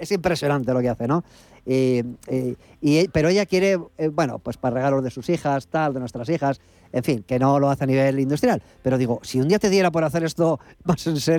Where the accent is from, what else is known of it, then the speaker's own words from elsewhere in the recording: Barcelona, Catalonia, Spain; now in Jaén, Spain; de Barcelona pero estoy en Jaén